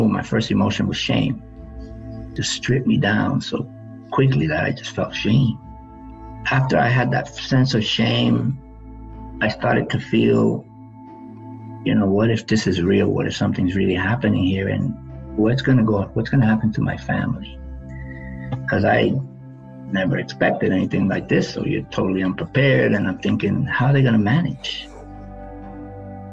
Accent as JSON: {"language": "English", "town": "New York City", "region": "New York", "country": "United States", "tie": "born or raised there", "said": "I grew up in the South Bronx"}